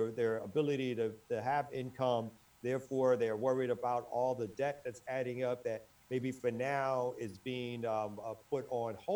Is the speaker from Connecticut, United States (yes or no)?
yes; Bridgeport, Connecticut, United States; I'm from Bridgeport. You gotta forgive Connecticut.